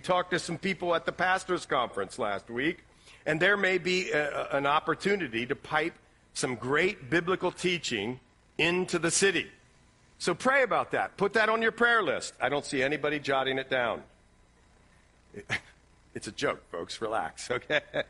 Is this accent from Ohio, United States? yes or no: yes; Ohio, United States; now in West Elizabeth, United States; like I'm from Ohio